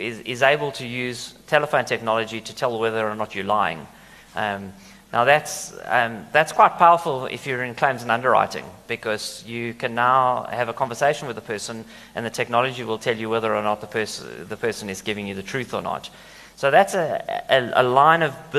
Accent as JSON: {"language": "English", "country": "South Africa", "said": "we as South Africans"}